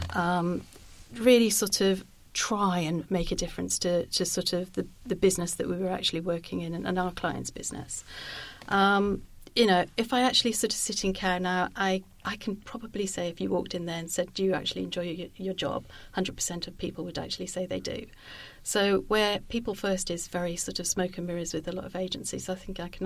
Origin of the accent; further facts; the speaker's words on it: Wales, United Kingdom; moved away as an adult; also born or lived in Brighton / London; I'm a girl from Wales.